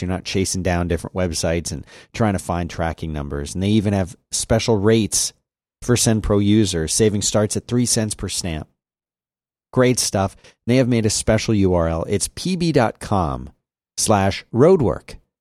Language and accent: English; Philadelphia, Pennsylvania, United States; when I was a boy growing up in Philadelphia.